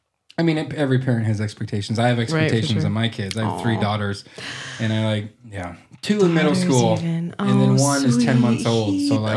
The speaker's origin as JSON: {"language": "English", "town": "Arthur", "region": "Nebraska", "country": "United States", "tie": "born or raised there", "also_born_or_lived": "Omaha, Nebraska", "moved": "as an adult", "lives_now": "Black Hills, United States", "said": "I grew up in western Nebraska, in a place called Arthur, about 128 people in the county."}